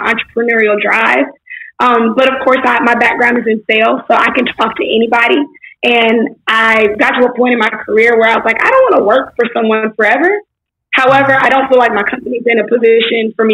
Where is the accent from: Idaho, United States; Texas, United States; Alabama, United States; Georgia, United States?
Texas, United States; Houston; also born or lived in Baton Rouge, Louisiana; I was born in Baton Rouge, raised in Houston, Texas